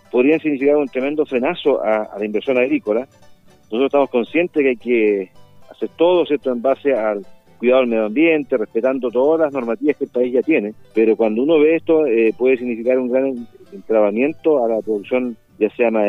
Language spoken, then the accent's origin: Spanish; Chile; Nosotros somos un país unitario y somos una sola nacionalidad como todos chilenos...